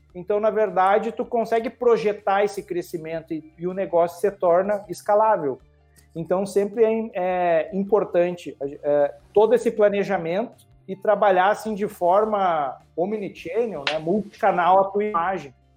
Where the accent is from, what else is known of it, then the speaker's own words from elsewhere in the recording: Rio Grande do Sul, Brazil; eu sou do Rio Grande do Sul